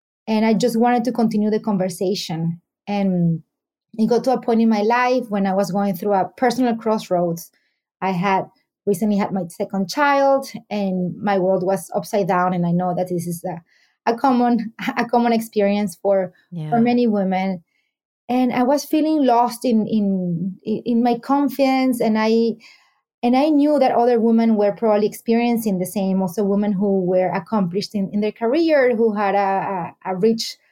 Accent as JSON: {"language": "English", "country": "Venezuela", "also_born_or_lived": "New York City", "moved": "yes", "lives_now": "Miami, United States", "said": "I'm based in Miami. I'm originally from Venezuela"}